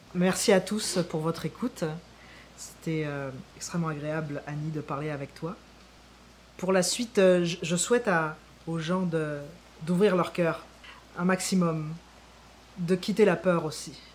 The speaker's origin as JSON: {"language": "French", "country": "France", "tie": "born or raised there", "moved": "as an adult", "lives_now": "Quebec, Canada", "said": "je quitte la France où je suis né pour partir au Québec"}